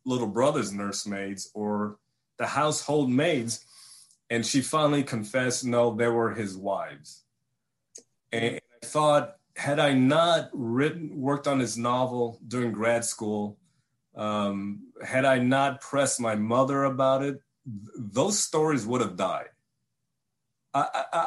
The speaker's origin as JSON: {"language": "English", "country": "Vietnam", "tie": "born or raised there", "said": "I was born in Vietnam in 1968 during the war."}